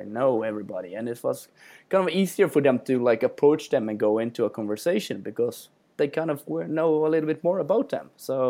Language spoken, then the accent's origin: English; Bergen, Vestland, Norway; every time I go to shows and I tell people I'm from Norway and I'm from Bergen, everybody says, I really want to visit that.